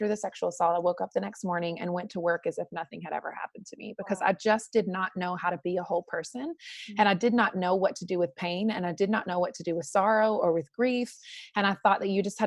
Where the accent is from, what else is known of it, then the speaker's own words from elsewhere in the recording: North Carolina, United States; I was raised in the South in North Carolina and had a beautiful upbringing